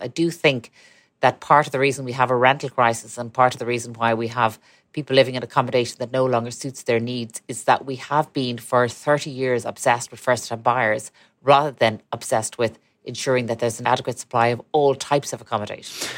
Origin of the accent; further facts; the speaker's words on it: Ireland; we're a country, we're a tiny country